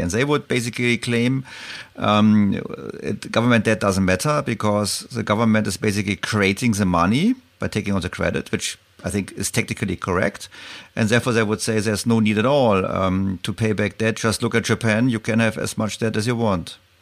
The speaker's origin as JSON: {"language": "English", "country": "Germany", "said": "I'm calling you from Germany. And the Germans, we are not so really keen on public debt."}